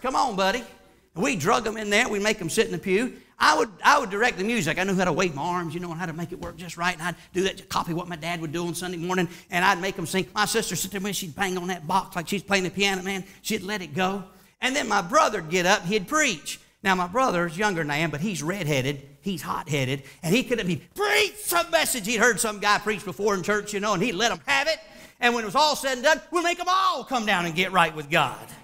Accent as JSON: {"language": "English", "town": "Charlotte", "region": "North Carolina", "country": "United States", "tie": "born or raised there", "said": "I grew up in Charlotte, North Carolina"}